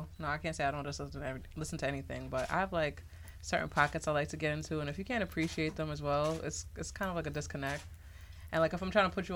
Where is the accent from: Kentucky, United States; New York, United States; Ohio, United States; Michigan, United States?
New York, United States; I've been in New York my whole life